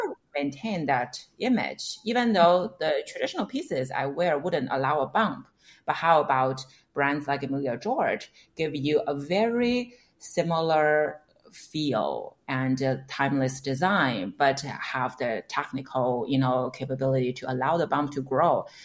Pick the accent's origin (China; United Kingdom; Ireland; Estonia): China; moved away as an adult; now in United States; I came from China, so I interned at some of the media mm-hmm. companies back home